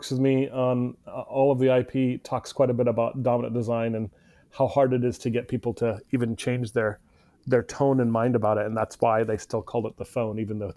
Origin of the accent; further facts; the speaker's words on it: India; I'm Indian, right? So don't go to gold.